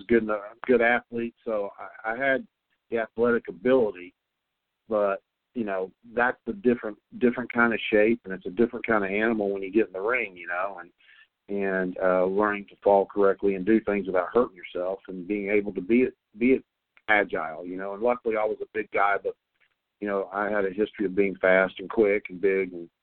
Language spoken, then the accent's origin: English; North Carolina, United States; moved away as an adult; I was raised in North Carolina